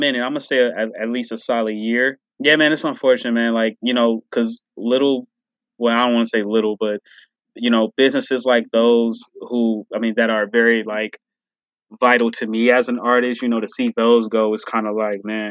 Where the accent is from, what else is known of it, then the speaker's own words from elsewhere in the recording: Detroit, Michigan, United States; I am from Detroit